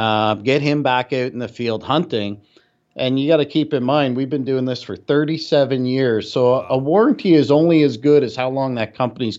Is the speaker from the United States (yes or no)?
no; Canada; No. I'm Canadian, so I can say it.